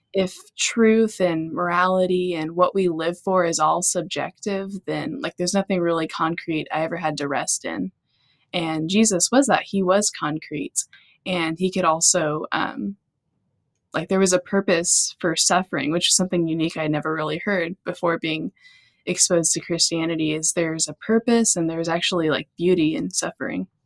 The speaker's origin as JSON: {"language": "English", "region": "Texas", "country": "United States", "tie": "born or raised there", "said": "growing up in Texas"}